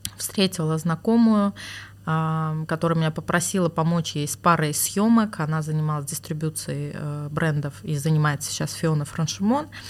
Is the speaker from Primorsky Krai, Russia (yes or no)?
no; Moscow, Russia; also born or lived in Oktemberyan (Armavir), Armenia; now in Armenia; я там прожила до 7 э, лет, по-моему, да, и мои родители в 99 году переехали в Москву, и, собственно, с тех пор я была в Москве